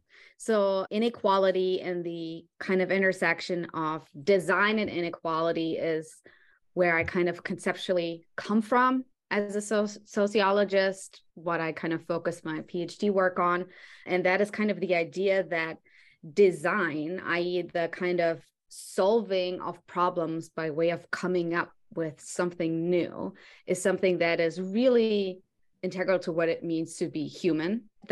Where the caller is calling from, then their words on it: New York City, New York, United States; I am calling you from Brooklyn, New York.